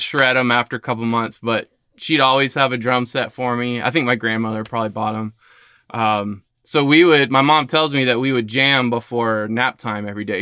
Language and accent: English; Lakeland, Florida, United States; also born or lived in St. Petersburg, Florida; I was born in Saint Pete and, uh, but have pretty much been raised in Lakeland.